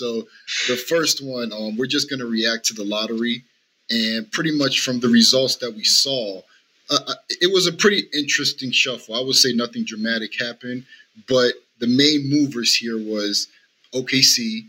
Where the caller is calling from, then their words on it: Las Vegas, Nevada, United States; and I'm live from Las Vegas, Nevada, West Side.